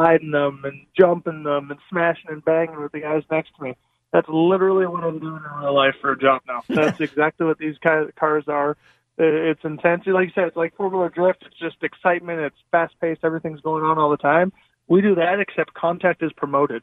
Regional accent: Canada; I grew up in Canada, raced snowmobiles and everything growing up

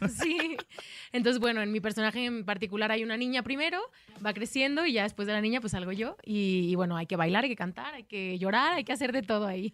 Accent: Mexico; moved away as an adult; also born or lived in Guadalajara; now in Madrid, Spain; Me da muchísimo gusto estar de vuelta en mi país

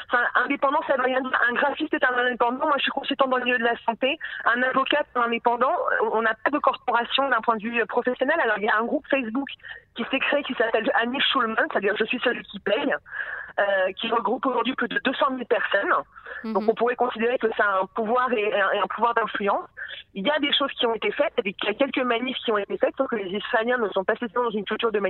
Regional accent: France; comme je suis une française et que je suis droite

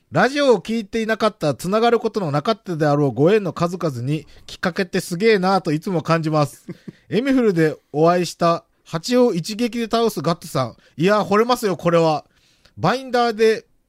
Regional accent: countryside of Ozu, Ehime, Japan; 俺、大津の田舎にやってる田舎出身ですけど

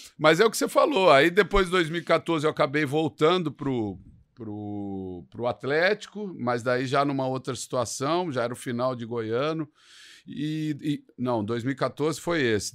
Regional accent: Taubaté, São Paulo, Brazil; acabei aceitando os convites lá do Taubaté, de trabalhar no time lá da minha cidade

